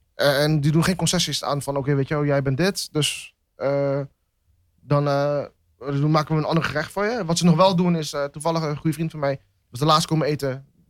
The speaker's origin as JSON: {"language": "Dutch", "country": "Netherlands", "tie": "born or raised there", "said": "ben ik in Nederland geboren, dus ben ik eigenlijk ook een Nederlander"}